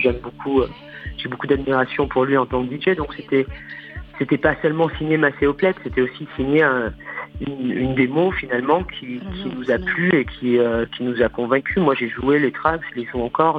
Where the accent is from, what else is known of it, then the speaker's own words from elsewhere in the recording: France; en tant que Française